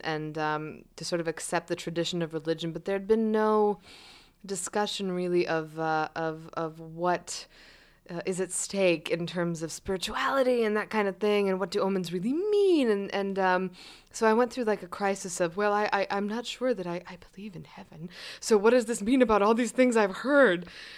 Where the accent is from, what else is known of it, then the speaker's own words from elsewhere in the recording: Cyprus; also born or lived in Egypt; as I was growing up elsewhere, as I was growing in Cyprus, and I was growing up in Egypt, which were these fantastic places for childhood.